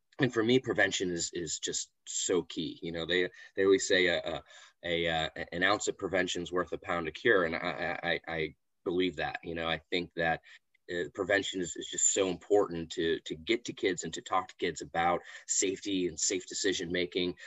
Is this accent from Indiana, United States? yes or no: no; Florida, United States; also born or lived in Washington, D.C.; was able to move back to my home state here in Florida